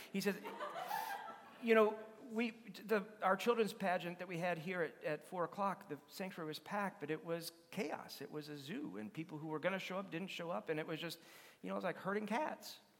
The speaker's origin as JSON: {"language": "English", "town": "Madison", "country": "United States", "tie": "born or raised there", "said": "where I was growing up in Madison"}